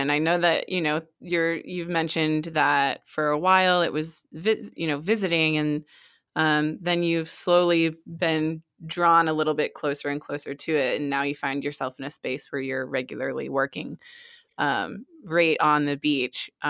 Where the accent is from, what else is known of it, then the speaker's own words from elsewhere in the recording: Maine, United States; also born or lived in Hawaii; I always tell people that I'm from Maine, but I actually was born in Hawaii and moved all over the place.